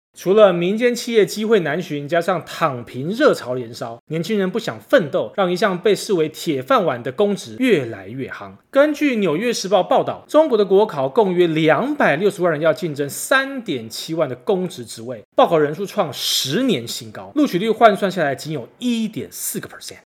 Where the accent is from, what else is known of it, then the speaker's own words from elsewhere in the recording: Taiwan; 身为台湾人的我们